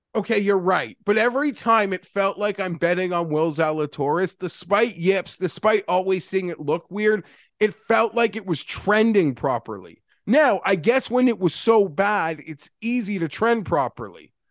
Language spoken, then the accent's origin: English; Canada; as from Canadian